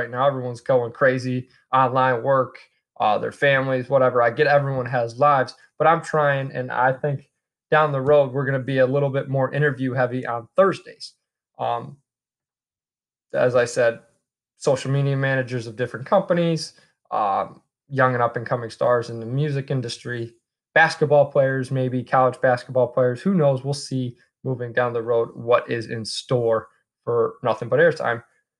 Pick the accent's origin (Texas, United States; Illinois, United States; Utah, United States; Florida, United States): Illinois, United States; Chicago; now in Milwaukee, United States; As a kid, I grew up in Chicago